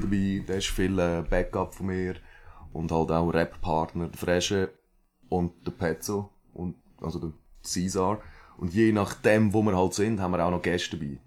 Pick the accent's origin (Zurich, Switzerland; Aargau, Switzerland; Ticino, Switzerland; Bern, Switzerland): Aargau, Switzerland; Villmergen; accent: Aargau dialect; moved away as an adult; now in Chur, Switzerland; aber ich repräsente doch logischerweise immer noch den Aargau. Ich habe ja auch den Dialekt.